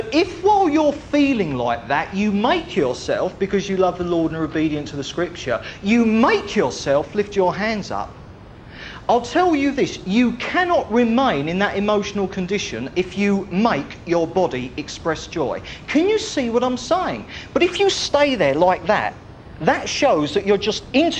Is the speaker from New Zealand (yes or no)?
no; United Kingdom; We're Brits. We're British.